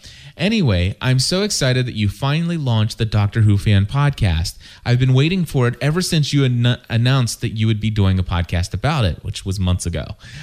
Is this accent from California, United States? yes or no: yes; California, United States; I've done something like 5 British plays, and I'm from California.